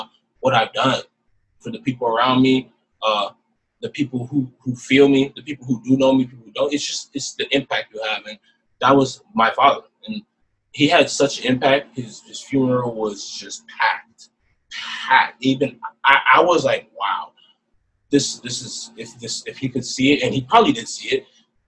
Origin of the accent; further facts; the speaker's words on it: Fresno, California, United States; And we ended up staying in Fresno. And that's just how my hometown became my hometown.